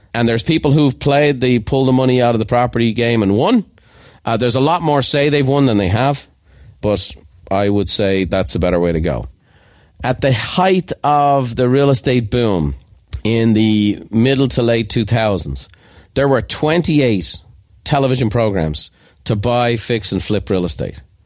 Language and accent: English; Ireland; I am Irish